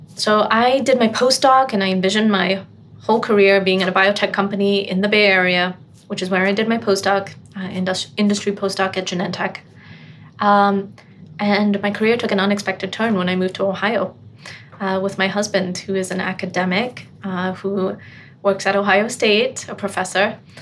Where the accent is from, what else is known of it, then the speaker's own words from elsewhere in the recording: Botswana; moved away; growing up in Botswana